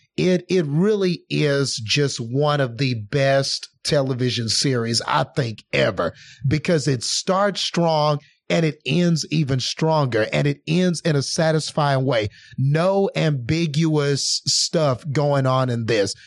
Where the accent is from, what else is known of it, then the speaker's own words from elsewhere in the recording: Odessa, Texas, United States; over here in my hometown